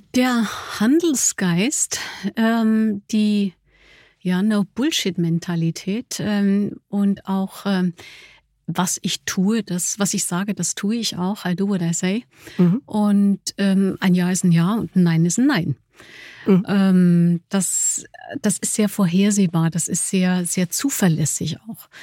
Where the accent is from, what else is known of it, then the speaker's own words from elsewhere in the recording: Germany; trotz des, des holländischen Namens, ich bin Deutsche